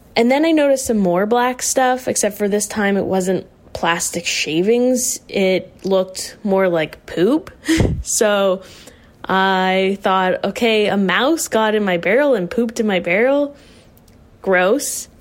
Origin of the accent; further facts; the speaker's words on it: Whites Lake, Nova Scotia, Canada; now in Halifax, Canada; I'm from Whites Lake, Nova Scotia, currently residing in Halifax.